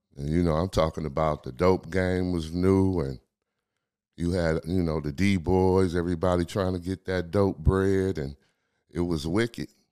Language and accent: English; Flint, Michigan, United States; I grew up right here in Flint with a homie that got murdered by Jeffrey Dahmer